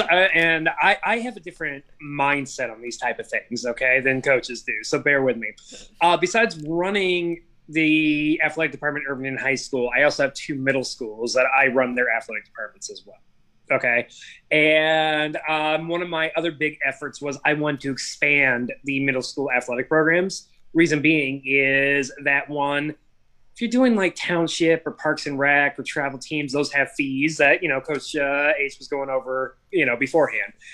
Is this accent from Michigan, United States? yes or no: no; Seattle, Washington, United States; moved away as an adult; now in New Jersey, United States; I grew up in Seattle